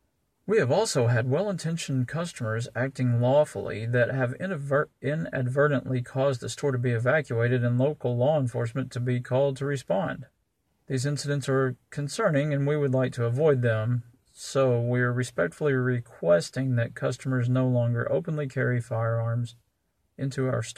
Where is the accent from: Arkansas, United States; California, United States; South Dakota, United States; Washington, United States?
Arkansas, United States; Jonesboro; moved away as an adult; I too grew up in Jonesboro, Arkansas. I was born there. I lived there until I was in my 20s.